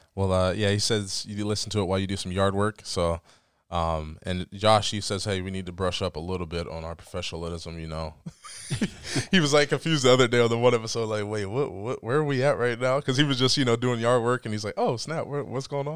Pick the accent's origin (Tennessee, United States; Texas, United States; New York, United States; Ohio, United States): Ohio, United States; Dover; growing up in Dover